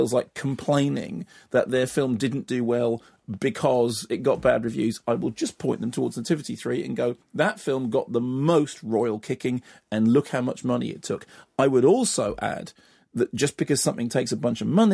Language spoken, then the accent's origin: English; United Kingdom; I'm British.